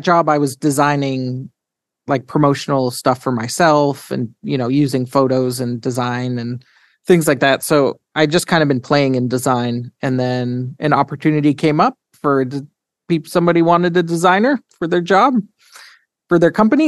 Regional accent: St. Albert, Alberta, Canada; And I was born in a town near Edmonton, Alberta, Canada, called St. Albert.

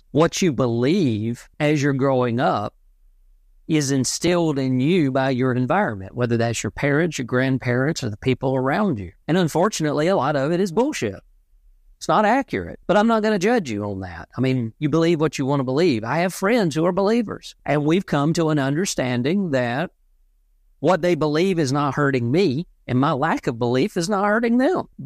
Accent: the Bible Belt, United States; I, I grew up in in the Bible Belt and I'm not religious at all.

